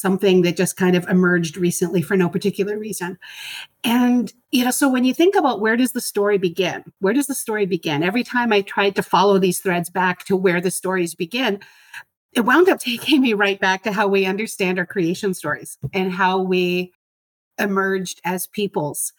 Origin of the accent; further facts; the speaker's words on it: Canada; as Canadian citizen